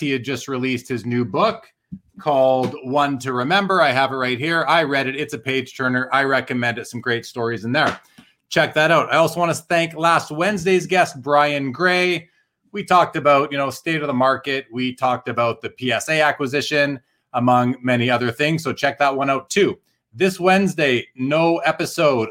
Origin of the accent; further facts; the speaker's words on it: Winnipeg, Manitoba, Canada; I grew up in Winnipeg, and I was going to card shops in the mid to late '80s